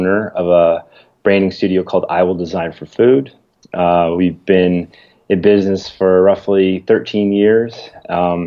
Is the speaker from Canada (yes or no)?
yes; Toronto, Ontario, Canada; now in Atlanta, United States; I'm from Toronto